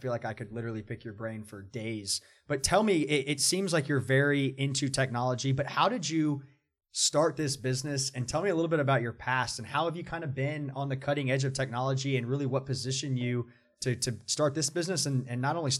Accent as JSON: {"language": "English", "town": "Atlanta", "region": "Georgia", "country": "United States", "said": "I'm from Atlanta."}